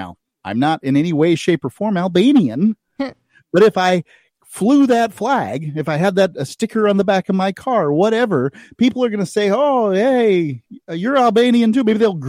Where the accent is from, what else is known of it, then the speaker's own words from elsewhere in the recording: the South, United States; But and I also, as a Southerner, I believe that that's a very attractive flag.